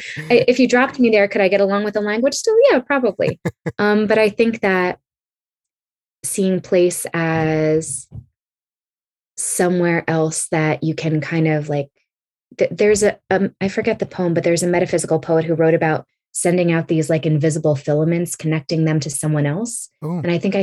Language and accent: English; California, United States; born there; I was born on the West Coast. I was born in California